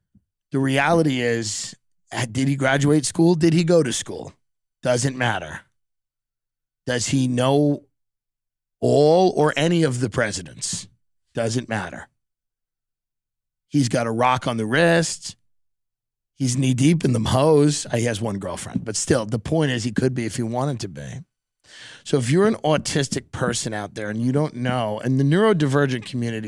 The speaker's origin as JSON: {"language": "English", "town": "East St. Louis", "region": "Illinois", "country": "United States", "tie": "born or raised there", "said": "I grew up in East St. Louis, literally. Not even kidding. I grew up in East St. Louis."}